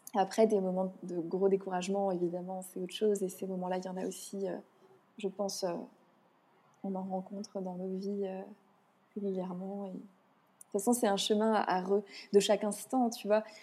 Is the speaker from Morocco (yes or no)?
no; France; je suis née en France